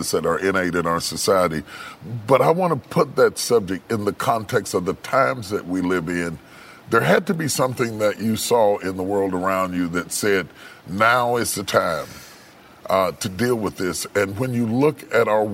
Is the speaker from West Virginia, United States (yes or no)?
yes; West Virginia, United States; I grew up in West Virginia